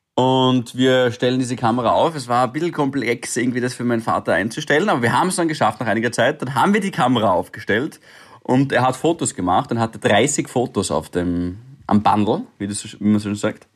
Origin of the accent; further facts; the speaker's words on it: Styria, Austria; als Steirer